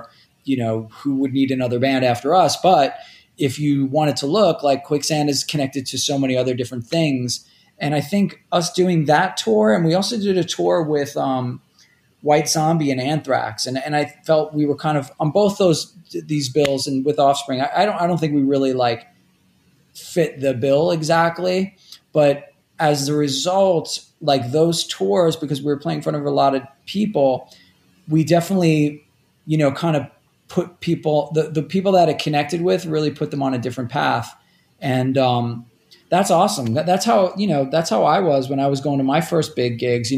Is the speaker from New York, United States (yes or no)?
yes; New York City, New York, United States; also born or lived in Toledo, Ohio / State College, Pennsylvania; I grew up in Rockaway Beach, which is kind of like on the edge of Queens